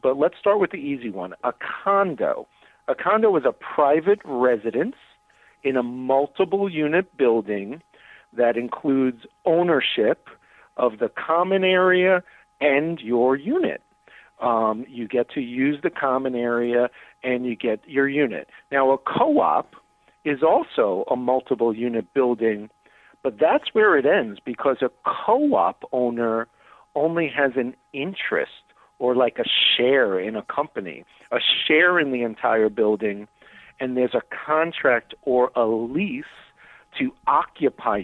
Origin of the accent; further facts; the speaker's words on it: New York, United States; now in Chicago, United States; I'm originally from New York